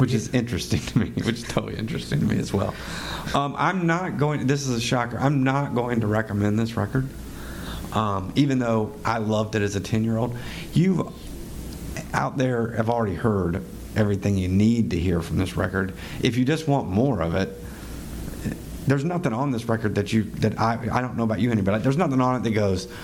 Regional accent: Johnson City, Tennessee, United States; my hometown of Johnson City, Tennessee

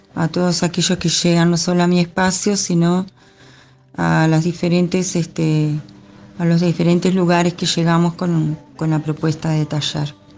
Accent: Montes, Canelones, Uruguay; moved away as an adult; now in Gregorio Aznárez, Uruguay; soy oriunda de Pueblo Montes, departamento de Canelones, un pequeñito pueblo

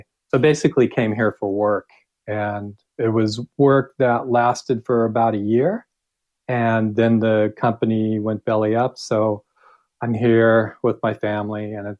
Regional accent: Huntington Beach, California, United States; moved away as an adult; also born or lived in San Francisco / San Luis Obispo; now in France; I grew up in Huntington Beach, moved to San Francisco, fell in love with the surf at Ocean Beach, and spent most of my time there. Finally went to school in San Luis Obispo at Cal Poly

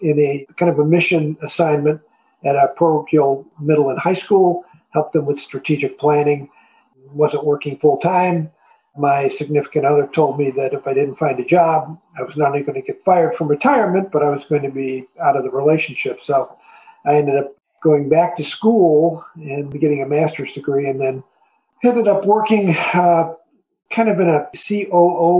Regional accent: Chicago, Illinois, United States; moved away as an adult; also born or lived in Orlando; I am a Chicagoan by birth and lived there most of my adult life

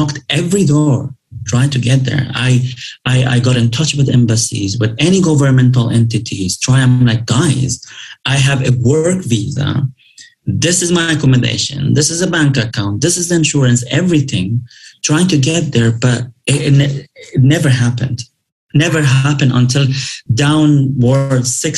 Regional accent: Dubai, United Arab Emirates; English is a second language; moved away as an adult; I grew up in Dubai

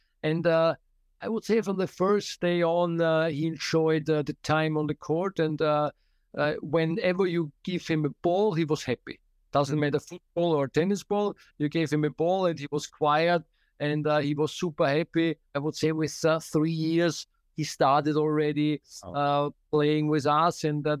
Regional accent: Austria; from Austria

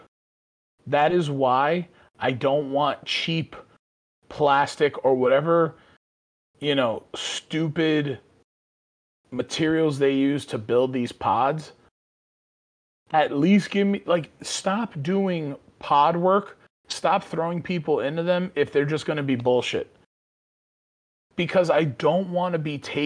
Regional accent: New York City, New York, United States; born and raised in the Bronx

